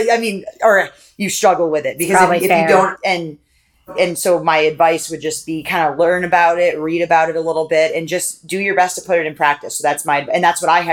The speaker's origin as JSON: {"language": "English", "region": "Maine", "country": "United States", "tie": "born or raised there", "said": "I grew up in a town in Maine."}